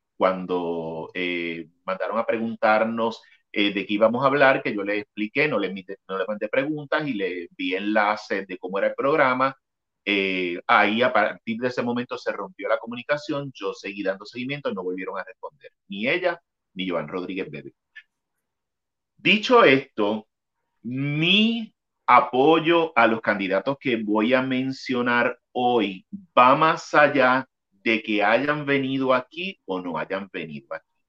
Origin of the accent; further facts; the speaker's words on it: Puerto Rico; mi pueblo